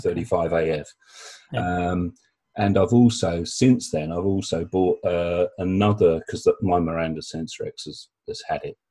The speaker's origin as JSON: {"language": "English", "region": "South East England", "country": "United Kingdom", "tie": "born or raised there", "said": "my hometown"}